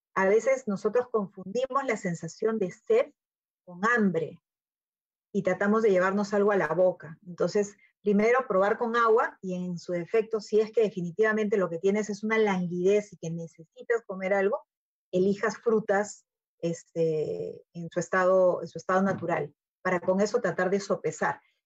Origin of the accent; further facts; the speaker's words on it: Peru; tenemos como peruanos eh, la, gran dicha de tener fuentes de alimentación